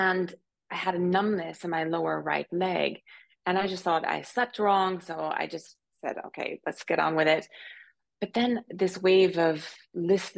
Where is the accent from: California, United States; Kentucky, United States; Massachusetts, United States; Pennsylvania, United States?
Pennsylvania, United States; moved away as an adult; also born or lived in New York / London / Tokyo; now in Zurich, Switzerland; I'm originally a country girl from Pennsylvania, although I haven't lived in Pennsylvania or in the U.S. for 20 years